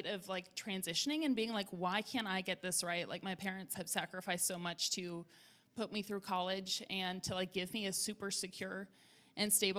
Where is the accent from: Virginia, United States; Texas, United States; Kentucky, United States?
Virginia, United States; Richmond; I grew up in Richmond, Virginia